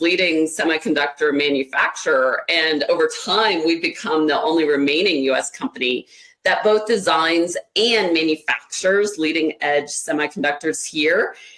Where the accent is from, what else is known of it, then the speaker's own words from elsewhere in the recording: Ohio, United States; I was born and raised in Ohio